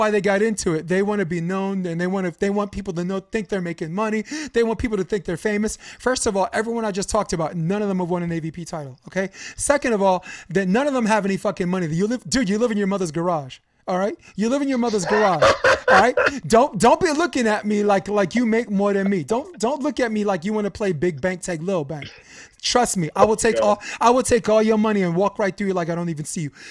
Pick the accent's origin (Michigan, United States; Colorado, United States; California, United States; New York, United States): New York, United States; Brooklyn; I'm from Brooklyn, so I go by and I'm like, hey, what's good?